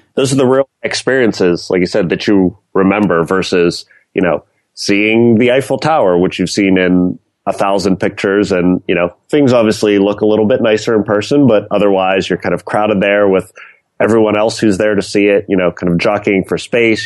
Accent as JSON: {"language": "English", "area": "north of Pittsburgh", "region": "Pennsylvania", "country": "United States", "also_born_or_lived": "East Coast", "moved": "as an adult", "lives_now": "San Francisco, United States", "said": "Originally from a little bit north of Pittsburgh"}